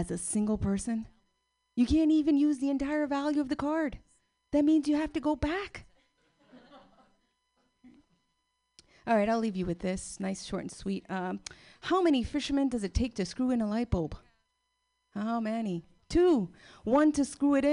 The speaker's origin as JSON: {"language": "English", "region": "New Jersey", "country": "United States", "tie": "born or raised there", "said": "I'm Cuban. I'm from Jersey"}